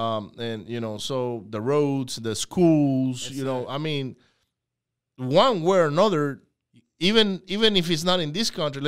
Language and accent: English; Venezuela; moved away; I grew up in Venezuela